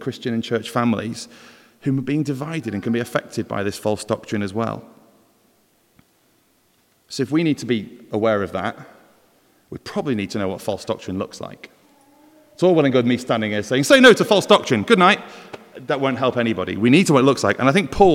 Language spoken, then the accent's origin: English; Welsh, Wales, United Kingdom; we're not all bad as Welsh